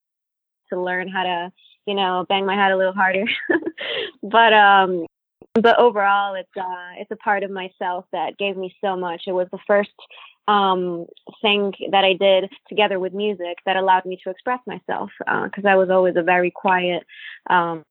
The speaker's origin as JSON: {"language": "English", "country": "Italy", "tie": "born or raised there", "also_born_or_lived": "Cannes, France / Monte Carlo, Monaco / Washington, D.C., United States", "moved": "yes", "lives_now": "New York, United States", "said": "I was born in Italy, actually, but I grew up bilingual."}